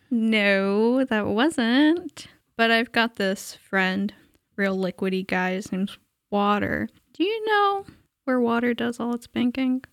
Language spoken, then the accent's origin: English; the Bible Belt, United States; growing up in the Bible Belt and not knowing anything about the Bible